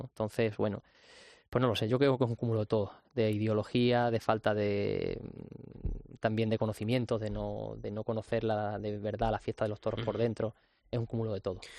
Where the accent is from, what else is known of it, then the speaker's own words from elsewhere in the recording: Torrejoncillo, Extremadura, Spain; also born or lived in Cáceres; me siento muy, muy orgulloso de, ser de, Torrejoncillo y de, de haberme criado y haber vivido allí tantos años